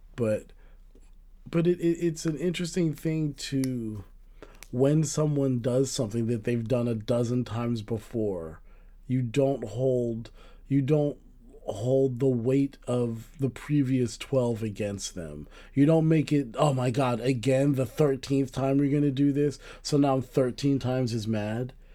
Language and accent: English; United States; we're Americans